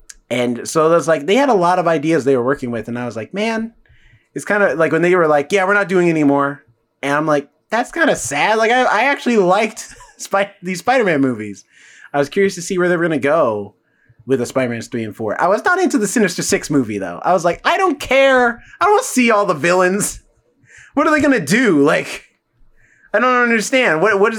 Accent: South Carolina, United States; I'm from South Carolina. All we got is swamps.

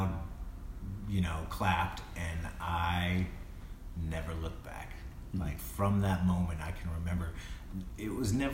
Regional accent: High Point, North Carolina, United States; I grew up in North Carolina, in High Point, North Carolina, a very small town

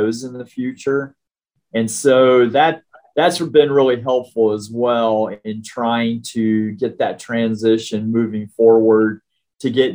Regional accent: Richmond, Indiana, United States; also born or lived in Evansville, Indiana / Hendricks County, Indiana; I'm an Indiana guy at heart. I'm from Richmond originally, went to school at University of Evansville, lived in Hendricks County for over 35 years

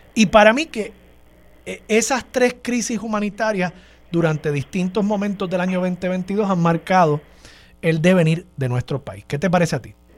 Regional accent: Puerto Rico; nosotros nacimos aquí en Puerto Rico

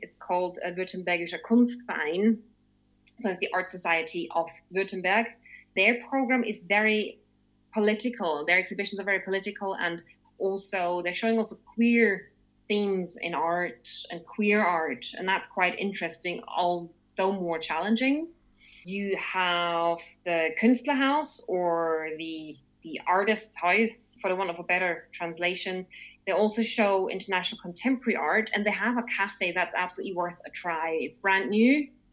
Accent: Austria; moved away as an adult; also born or lived in England / Germany; now in Stuttgart, Germany; I'm originally from Austria, but uh, just like last time when, when I talked about this, I fled the country when I was 18

